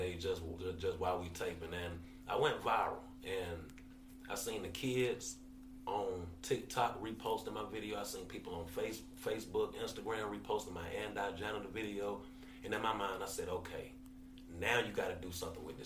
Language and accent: English; Atlanta, Georgia, United States; I'm from Atlanta.